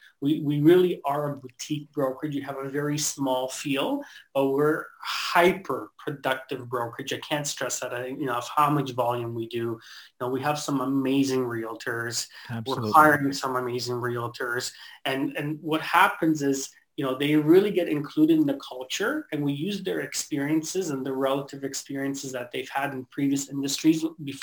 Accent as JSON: {"language": "English", "country": "Canada", "tie": "born or raised there", "second_language": "English", "said": "I came to Canada when I was 7 years old. I actually remember immigrating here and that whole process."}